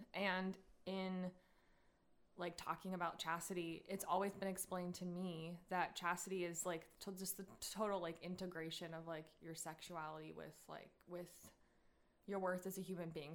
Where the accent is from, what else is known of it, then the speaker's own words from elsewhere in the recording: United States; I was raised in America